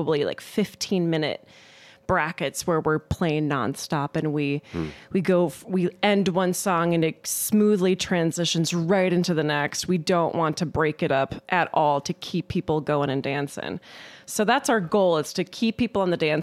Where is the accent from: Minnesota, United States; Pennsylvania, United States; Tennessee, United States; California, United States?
Minnesota, United States; Mankato; also born or lived in Twin Cities, Minnesota; I'm from Mankato, and you know, I have family and friends here, and I went to school here